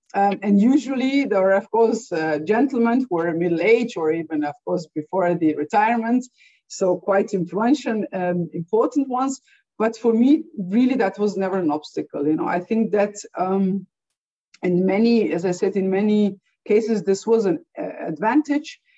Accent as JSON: {"language": "English", "country": "Slovenia", "tie": "born or raised there", "said": "I come from Slovenia, and historically, um, and I was born still in Yugoslavia"}